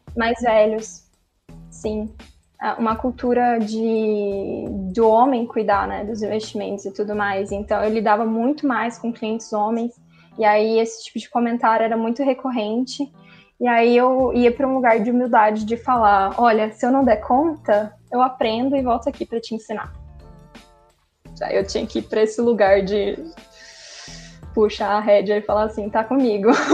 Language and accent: Portuguese; Campo Grande, Mato Grosso do Sul, Brazil; also born or lived in Uberlândia / Belo Horizonte; eu não sou de Uberlândia, eu sou daqui de Campo Grande